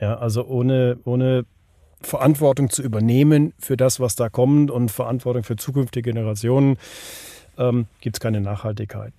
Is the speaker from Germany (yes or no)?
no; Switzerland; hier bei uns in der Schweiz